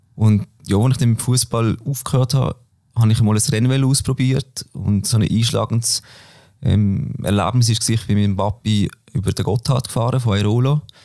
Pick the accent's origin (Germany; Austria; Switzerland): Switzerland; Böckten, Basel-Landschaft; moved away as an adult; now in Basel, Switzerland; ich komme von Böckten, Basel-Land, wohne aber mittlerweile in der Stadt in Basel. Ja, bin dort aufgewachsen